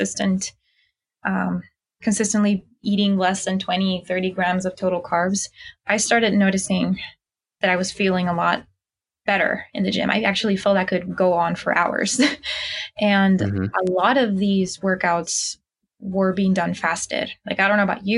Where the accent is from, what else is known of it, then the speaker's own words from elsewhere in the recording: Mexico; moved away; I'm originally from Mexico